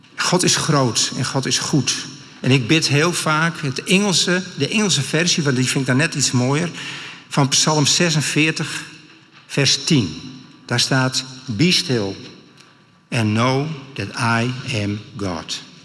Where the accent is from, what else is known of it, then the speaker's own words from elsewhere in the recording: Friesland, Netherlands; Ik kom uit Friesland